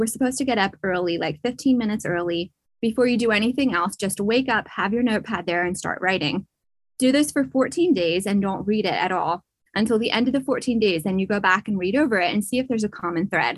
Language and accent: English; Pennsylvania, United States; I was born and raised in Pennsylvania